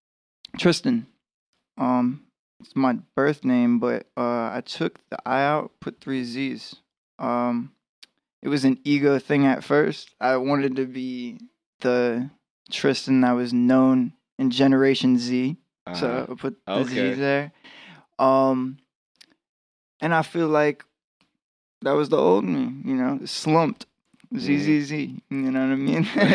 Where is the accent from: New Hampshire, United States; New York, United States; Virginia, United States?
Virginia, United States; Fredericksburg; I was born in Mary Washington in Fredericksburg.